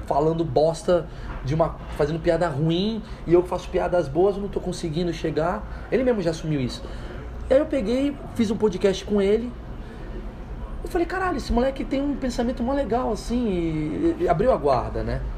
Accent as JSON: {"language": "Portuguese", "country": "Brazil", "said": "como brasileiro, aqui no Brasil"}